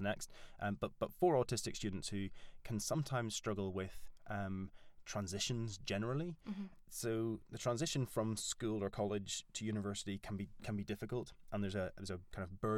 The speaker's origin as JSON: {"language": "English", "region": "Northern Ireland", "country": "United Kingdom", "accent": "Northern Irish", "moved": "as an adult", "lives_now": "York, United Kingdom", "said": "I'm Northern Irish. That's what this weird accent is."}